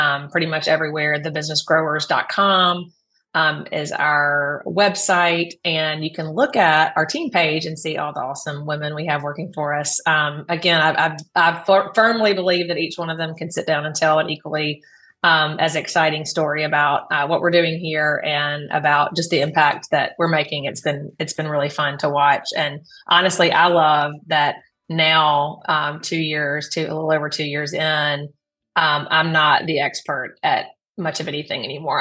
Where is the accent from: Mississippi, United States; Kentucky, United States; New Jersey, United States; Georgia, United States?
Mississippi, United States; the Deep South; I grew up in the Deep South